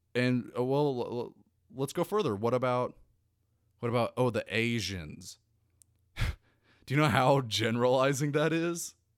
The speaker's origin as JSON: {"language": "English", "country": "United States", "said": "I'm an American. I'm an American first, and I'm an American last"}